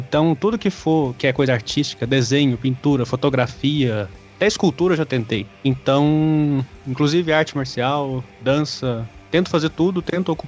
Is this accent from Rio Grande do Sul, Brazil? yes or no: no; Uberaba, Minas Gerais, Brazil; Sou, sou de Uberaba, Minas Gerais, Triângulo Mineiro.